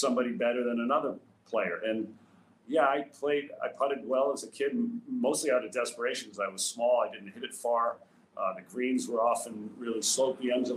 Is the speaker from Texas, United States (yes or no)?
no; Rhode Island, United States; As a young kid growing up in Rhode Island, I was lucky enough to live in a town that had a great course